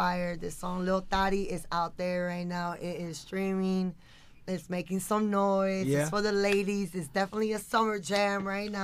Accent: Miami, Florida, United States; I was born and raised in Miami

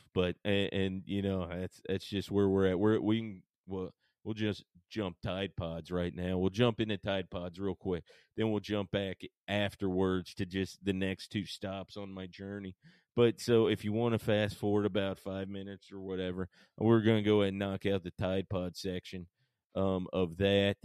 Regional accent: Paulding County, Georgia, United States; moved away as an adult; also born or lived in Marietta, Georgia / Atlanta, Georgia; now in Nashville, United States; I'm actually born in Marietta and spent the the large majority of my life even further out than that in a place called Paulding County

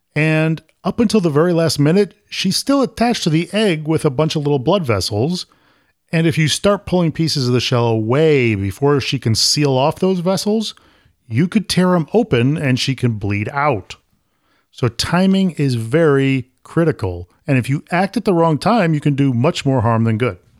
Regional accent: Syracuse, New York, United States; now in Florida, United States; I'm from Syracuse, and nobody in Syracuse talks like

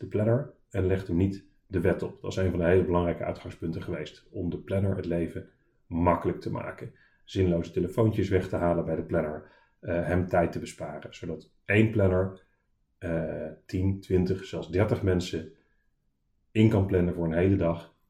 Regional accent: Arnhem, Gelderland, Netherlands; moved away as an adult; also born or lived in Delft; oorspronkelijk uit Arnhem en daarna gaan studeren in Delft

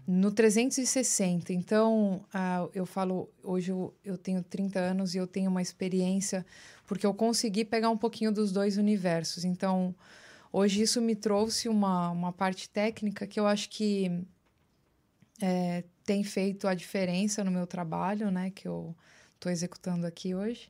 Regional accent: Osasco, São Paulo, Brazil; moved away as an adult; also born or lived in Los Angeles; now in New York, United States; Eu nasci em São Paulo, na Lapa especificamente, Lapa, São Paulo. Uh, fui criada num bairro chamado Vila Airosa, que faz até parte de Osasco

